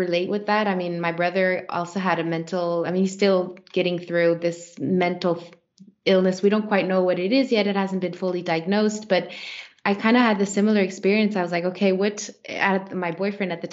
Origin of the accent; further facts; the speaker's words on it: Switzerland; I was born by default in Switzerland and not in Kenya